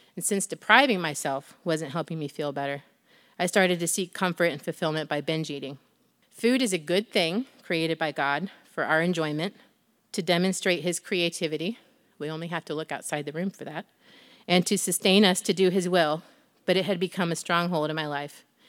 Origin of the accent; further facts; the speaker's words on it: Northwestern Ohio, United States; I'm from Northwestern Ohio, born and raised on my family's farm